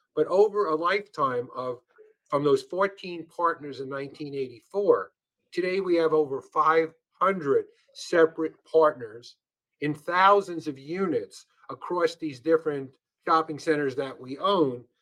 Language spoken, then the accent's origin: English; New York City, New York, United States; I come from New York and I was born in Brooklyn, and, and so are my parents.